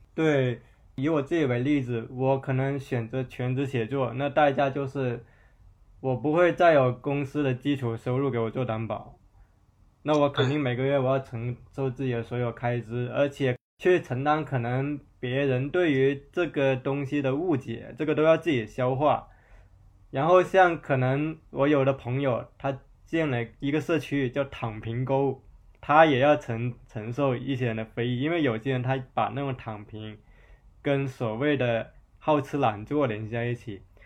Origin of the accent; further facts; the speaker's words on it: Zhanjiang, Guangdong, China; moved away; 我老家湛江，可能我说它可能属于广东境内的三线城市